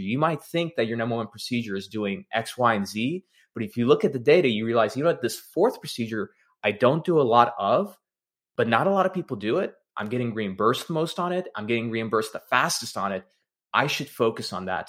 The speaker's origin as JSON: {"language": "English", "region": "Texas", "country": "United States", "said": "I'm from Texas, first generation American"}